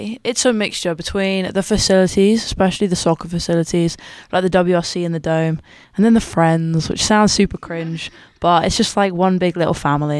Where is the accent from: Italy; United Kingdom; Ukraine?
United Kingdom; England; moved away as an adult; now in Davenport, United States; I'm from England. Came all the way out here to play soccer, and I'm a business major.